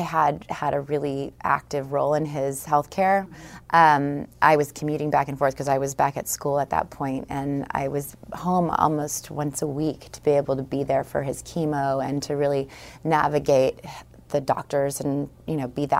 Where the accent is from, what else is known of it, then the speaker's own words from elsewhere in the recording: California, United States; I'm from Northern California in the East Bay area of San Francisco.